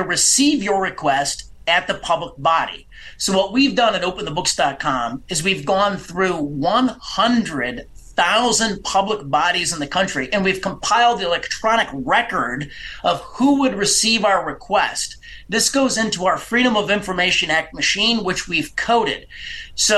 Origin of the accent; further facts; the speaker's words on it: Illinois, United States; also born or lived in Hinsdale, Illinois; my home state of Illinois